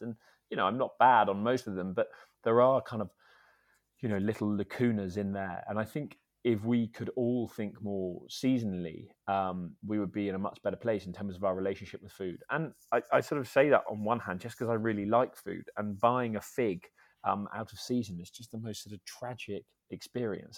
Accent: Scotland, United Kingdom; also born or lived in Edinburgh / Dumfries and Galloway; I grew up in Scotland, um, a mix, really, of Edinburgh and, and Dumfries and Galloway.

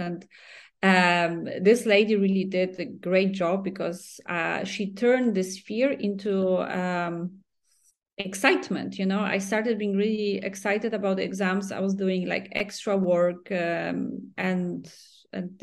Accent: Poland; moved away; We are both from Poland

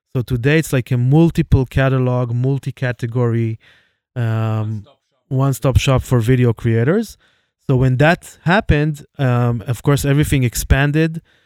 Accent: Jerusalem, Jerusalem District, Israel; my hometown, Jerusalem

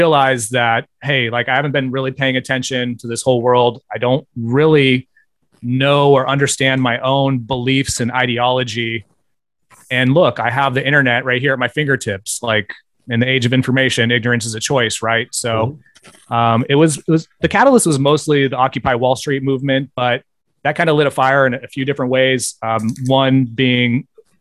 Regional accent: Bay Area, California, United States; I grew up in the Bay Area

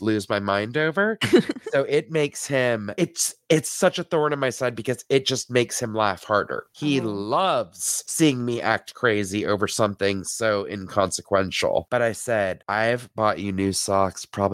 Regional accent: the South, United States; I grew up in the South

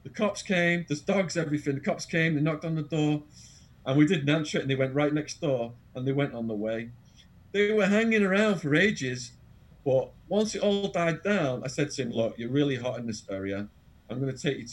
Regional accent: England, United Kingdom; accent: English; moved away as an adult; also born or lived in Arizona; now in London, United Kingdom; my English accent.

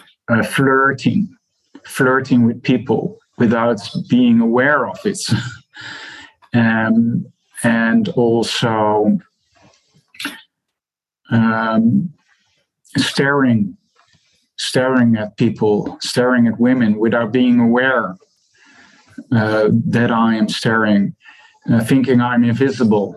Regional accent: Netherlands; I'm from the Netherlands

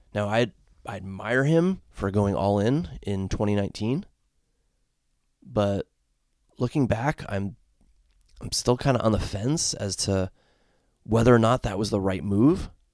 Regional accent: Connecticut, United States; now in Ohio, United States; I grew up in the state of Connecticut as a fan of the Hartford Whalers

